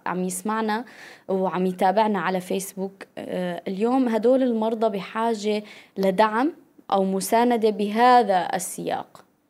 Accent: Syria; نحن بظروفنا كسوريين

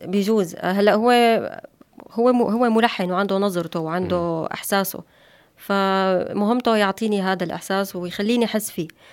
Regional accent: Syria; moved away as an adult; now in Turkey; بلدي سوريا

